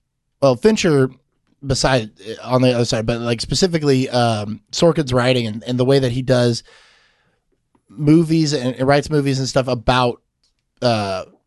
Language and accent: English; Houston, Texas, United States; I'm a Houston native